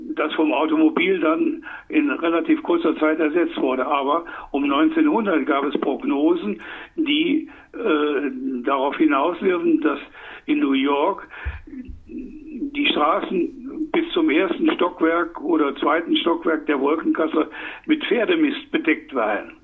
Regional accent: Saarland, Germany; Ich komme aus dem Saarland

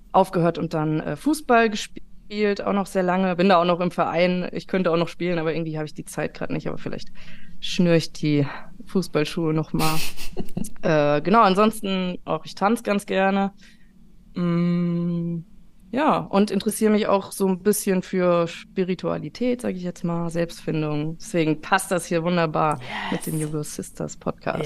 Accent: Taunus, Hesse, Germany; Ich bin aus dem Taunus und ich wohne auch noch hier. Äh, mich hat es nicht so weit rausgetrieben.

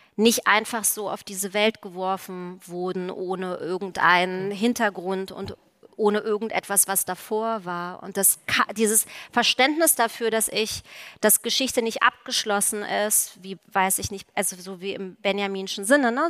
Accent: East Germany, Germany; Ich bin ja aus der DDR

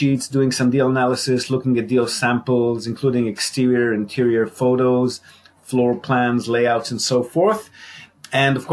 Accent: Israel; moved away as an adult; also born or lived in Australia; now in Japan; I'm Israeli, born and bred in Israel

